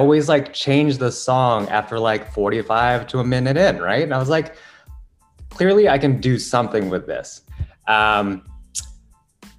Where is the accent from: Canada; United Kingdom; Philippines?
Philippines; now in New York, United States; Originally, I'm from the Philippines.